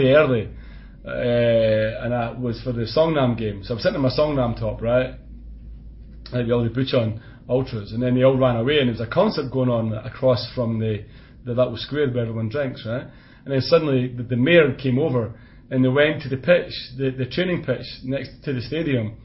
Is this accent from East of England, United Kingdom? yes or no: no; Scotland, United Kingdom; accent: Scottish; my Scottish accent